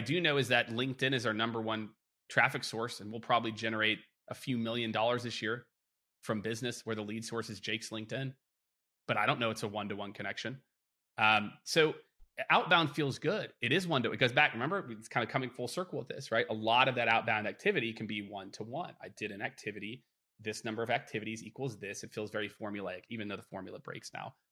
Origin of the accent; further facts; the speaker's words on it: Midwest, United States; growing up in the Midwest